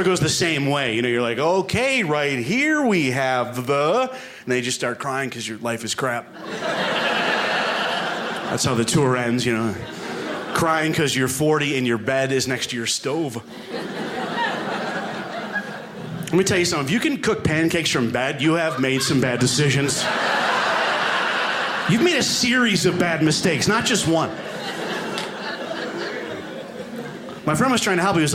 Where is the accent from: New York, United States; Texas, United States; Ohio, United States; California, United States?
New York, United States; moved away as an adult; now in Alaska, United States; So I live in Alaska now, but I am from New York originally